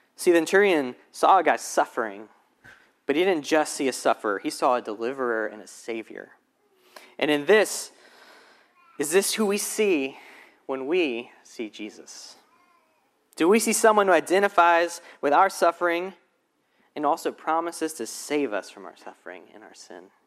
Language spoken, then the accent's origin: English; Alabama, United States; now in Charlotte, United States; I'm originally from Alabama